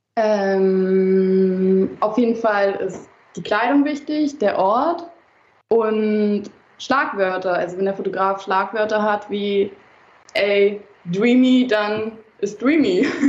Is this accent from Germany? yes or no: yes; Berlin, Germany; aus Berlin, in Berlin geboren sogar